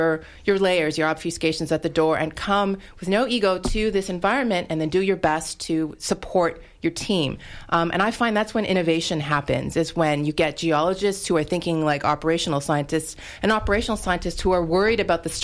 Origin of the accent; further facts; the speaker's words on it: Canada; moved away as an adult; now in United States; I'm originally from Canada